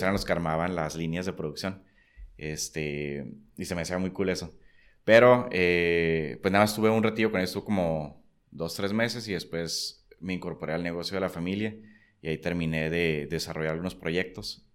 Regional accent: Tijuana, Baja California, Mexico; also born or lived in San Diego; nací en San Diego, pero toda la vida he vivido aquí, ¿no? Entonces, pues soy tijuanense de, vida

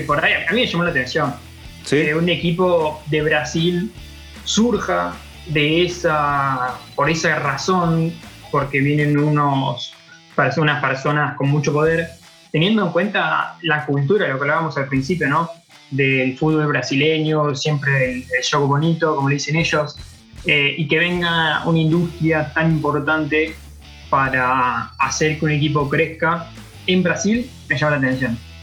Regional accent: Argentina; Yo lo veo como argentino

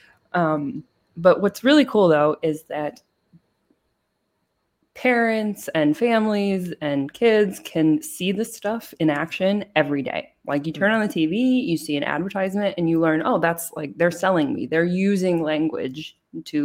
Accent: United States; moved away as an adult; now in Germany; I'm an American

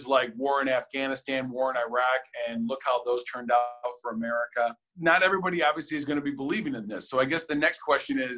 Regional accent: United States; I'm an American

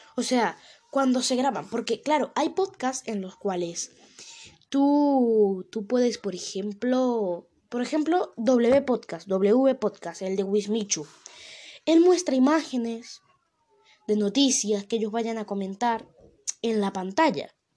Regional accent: Venezuela; now in Spain; yo soy de Venezuela

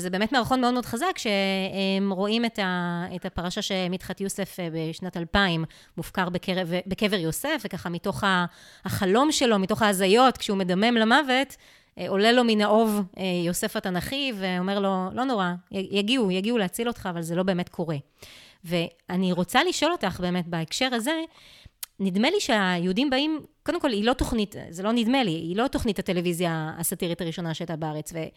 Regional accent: Israel; מה שנשאר לנו פה בתור ישראלים זה באמת האתוס הצה"לי

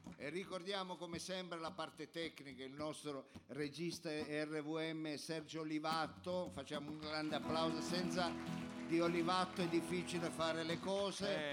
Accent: Grugliasco, Piedmont, Italy; also born or lived in Milan; noi siamo di Grugliasco

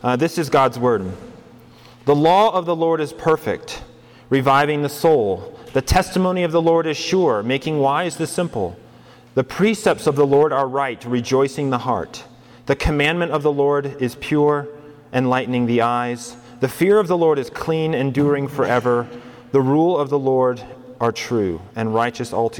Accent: Colorado, United States; moved away as an adult; now in New Mexico, United States; I grew up in Colorado, so I'm kind of from this part of the world a little bit.

